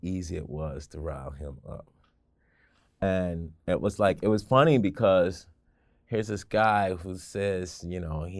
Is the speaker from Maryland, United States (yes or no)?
yes; Baltimore, Maryland, United States; I was born and raised in Baltimore. I never lived outside of 695 my entire life